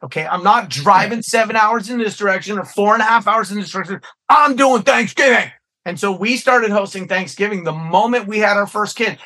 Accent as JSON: {"language": "English", "town": "San Francisco", "region": "California", "country": "United States", "tie": "born or raised there", "also_born_or_lived": "Sonoma County, California", "said": "I was born in San Francisco and raised in San Francisco and Sonoma County"}